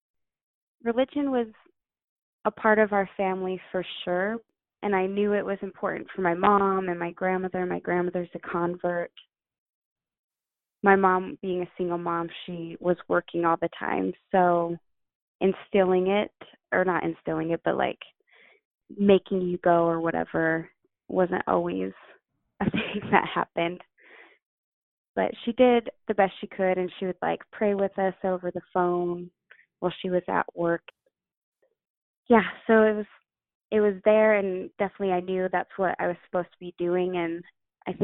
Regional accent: Utah, United States; also born or lived in Idaho; So I grew up mostly in Utah. I was born in Idaho, but we moved from Idaho to Utah when I was around five or six

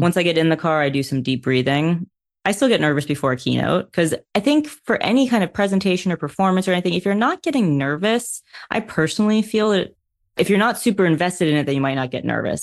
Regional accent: New York, United States; a New Yorker in racing

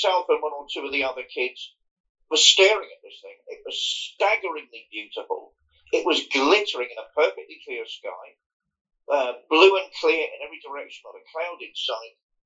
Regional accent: Fareham, South East England, United Kingdom; I grew up in Hampshire, Fareham in Hampshire

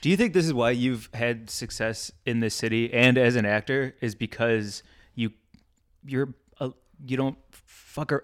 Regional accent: Midwest, United States; I grew up in the Midwest

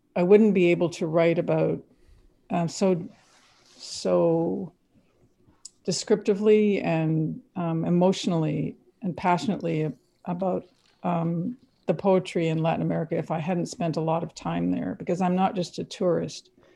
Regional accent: Quebec, Canada; now in United States; I grew up in Quebec. I've s-, spoke really fluent French at the time

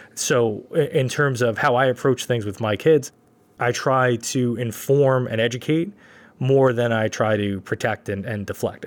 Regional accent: New York City, New York, United States; growing up in Brooklyn, that was, we didn't have gyms, really

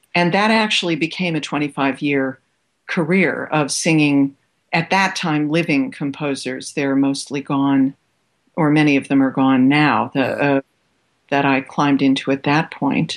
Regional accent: Cleveland, Ohio, United States; moved away as an adult; also born or lived in New York / New Mexico / Australia; the Cleveland in which I grew up

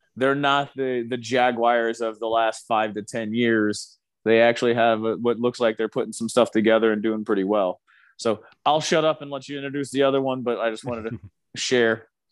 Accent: Indianapolis, Indiana, United States; we're from Indianapolis.

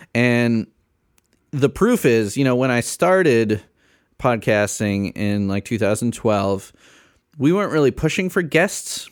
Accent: Chicago suburbs, Illinois, United States; I grew up in the Chicago suburbs

